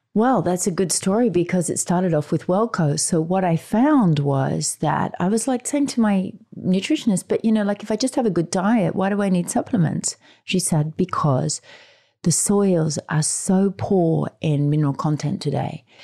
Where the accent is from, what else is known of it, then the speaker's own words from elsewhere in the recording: Australia; being Australian